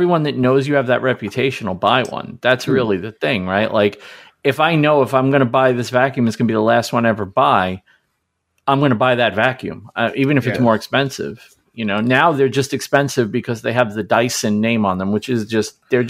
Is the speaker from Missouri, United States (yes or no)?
no; Brooklyn, New York, United States; I grew up in Brooklyn. That's not just Australia.